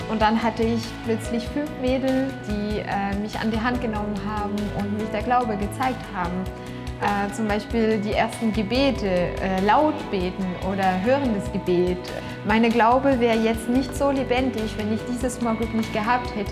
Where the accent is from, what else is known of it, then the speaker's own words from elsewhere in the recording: Tours, Centre-Val de Loire, France; German is a second language; now in Germany; komme aus Frankreich. Ich bin aufgewachsen in Tours, das ist in Westfrankreich, äh, nicht christlich aufgewachsen.